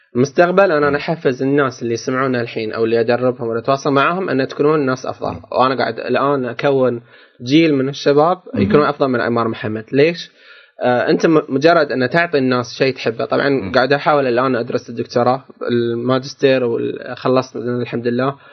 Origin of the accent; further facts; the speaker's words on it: Qatar; عندنا في قطر